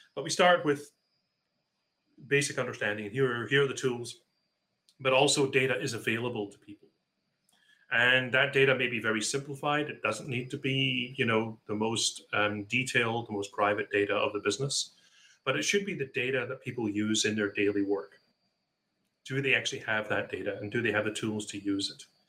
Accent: Scotland, United Kingdom; now in Seattle, United States; I was brought up in Scotland

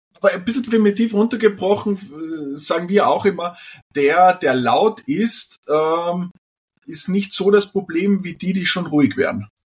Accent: Austria; bei uns in Österreich

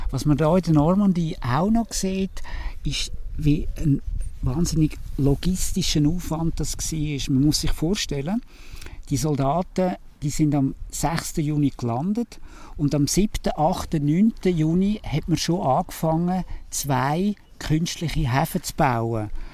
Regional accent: Switzerland; als Schweizer

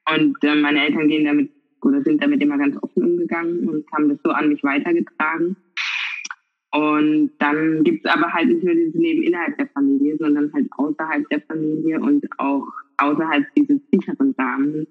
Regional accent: Karlsruhe, Baden-Württemberg, Germany; ich bin halt Karlsruherin. Und äh, ich glaube, man hört es auch so ein bisschen am äh, Dialekt. Und ähm, ich wurde in Karlsruhe geboren, bin aufgewachsen

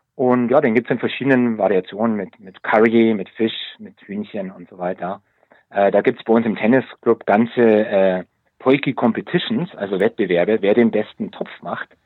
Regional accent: Munich, Bavaria, Germany; moved away as an adult; now in South Africa; als gestandener Münchner, als Münchner Kindel

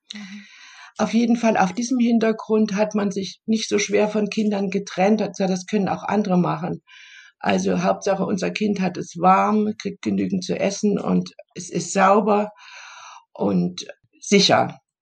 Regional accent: Germany; ich komme ja aus der DDR

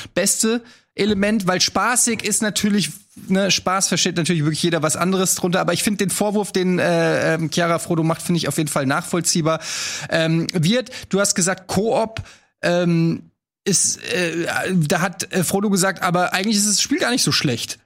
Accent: Hesse, Germany; wir Hessen

